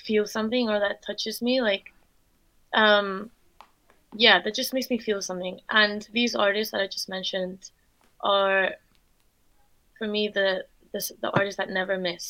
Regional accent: Spain; now in London, United Kingdom; I'm from Spain. So I grew up in Spain, but my mum is German and my dad's Dutch

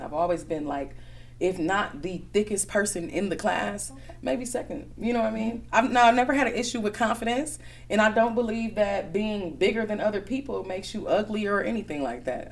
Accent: Milwaukee, Wisconsin, United States; also born or lived in Chicago; I was born in Chicago, but I've been here since I was about two years old. So Milwaukee is definitely home for me. Um, I went to Brown Deer from K five all the way up to graduation.

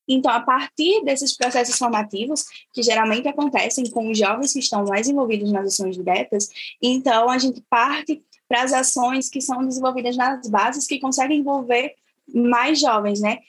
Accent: Triunfo, Pernambuco, Brazil; sou da comunidade quilombola aqui em Triunfo, que é a comunidade quilombola de Águas Claras

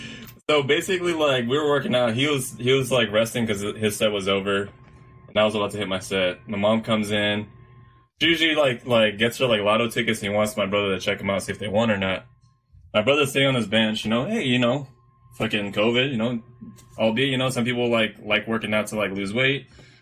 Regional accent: Guadalajara, Jalisco, Mexico; It's because growing up in Guadalajara, there's a bunch of Mexican friends.

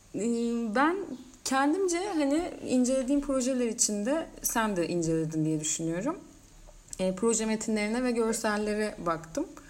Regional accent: Mersin, Turkey; sen de ben de hem buralıyız

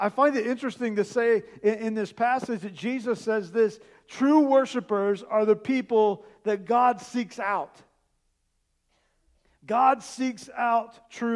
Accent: Indiana, United States; moved away as an adult; now in Columbus, United States; I'm from Indiana

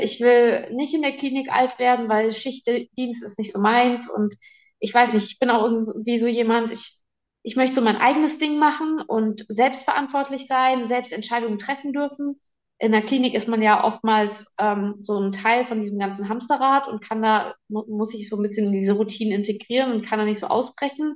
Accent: Giessen, Hesse, Germany; moved away; Geboren bin ich in Gießen.

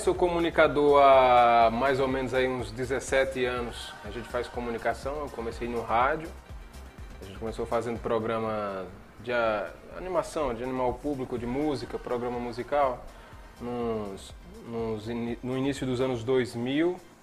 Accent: Monteiro, Paraíba, Brazil; also born or lived in Sumé, Paraíba; eu me criei em Monteiro, né? Na zona rural, numa comunidade rural chamada Pocinhos

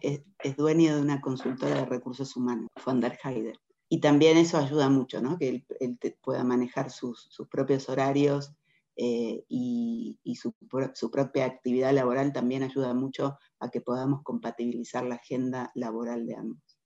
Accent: Argentina; moved away as an adult; also born or lived in London; now in Mexico; Nosotros como argentinos estamos muy acostumbrados a vivir de crisis en crisis

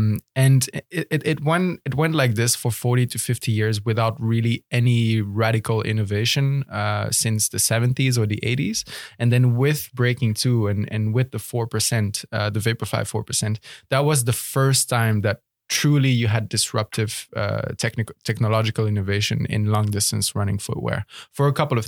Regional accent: Belgium; English is a second language; moved away as an adult; now in Netherlands; So I was born and raised in Belgium, where quite quickly I got into track and field

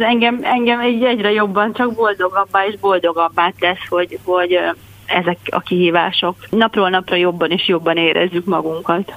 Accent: Hungary; kislányként azért én 1970-ben születtem, erősen a kommunista rendszer nyomása alatt, és hát nem volt azért olyan, nem voltak ezek a ez, ez, ez a Magyarországon a lét olyan nagyon vidám

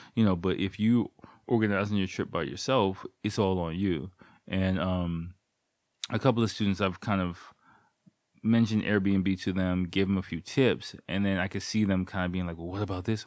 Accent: United States; moved away as an adult; now in Japan; as an American person

